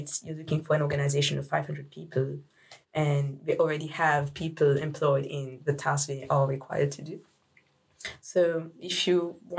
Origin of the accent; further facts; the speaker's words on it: Mauritius; in my case, I was from Mauritius. I speak other languages like French or Spanish, a bit of Swedish.